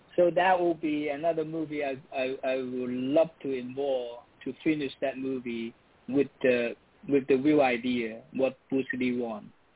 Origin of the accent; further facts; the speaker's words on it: Hong Kong; moved away as an adult; now in United States; I'm from Hong Kong.